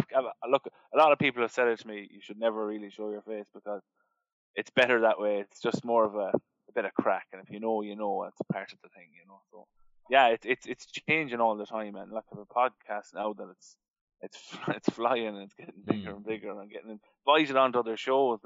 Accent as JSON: {"language": "English", "area": "Mayo", "region": "Connacht", "country": "Ireland", "said": "I was from Mayo"}